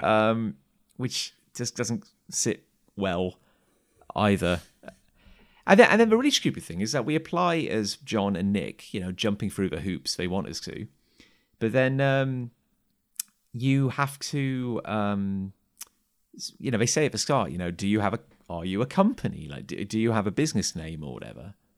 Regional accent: Gloucester, South West England, United Kingdom; also born or lived in Cheltenham; I grew up just outside of Gloucester

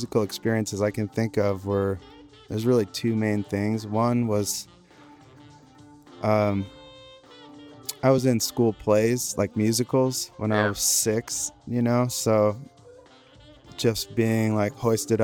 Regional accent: New York, United States; now in California, United States; I'm from New York originally.

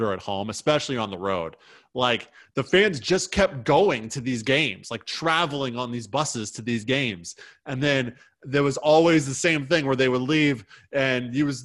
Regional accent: United States; as an American

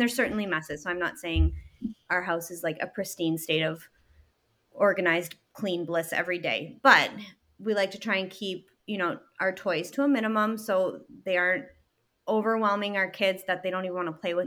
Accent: Canada; moved away as an adult; also born or lived in Chicago; now in Michigan, United States; I'm from Canada, I'm Canadian, and started my business while I was still living in Canada

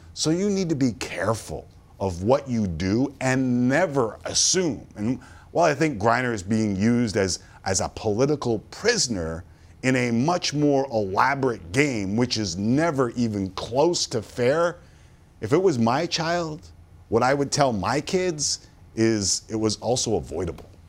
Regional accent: Toronto, Ontario, Canada; I grew up in Toronto around a lot of Italians

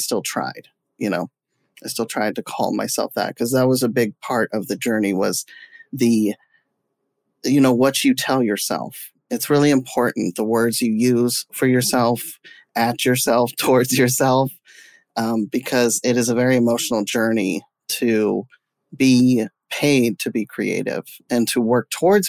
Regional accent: Jamestown, United States; born there; Well, I was born in Jamestown.

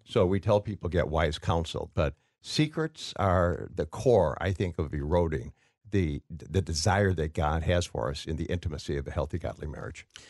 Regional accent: Waukegan, Illinois, United States; growing up in Waukegan, Illinois

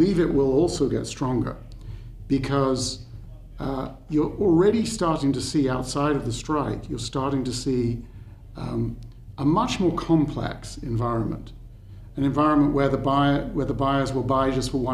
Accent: United Kingdom; I speak as a Brit

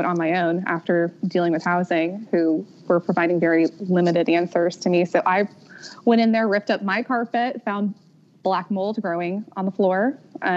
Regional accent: outside of Philadelphia, Pennsylvania, United States; moved away as an adult; also born or lived in Virginia / Fort Polk, Louisiana; I grew up outside of Philadelphia

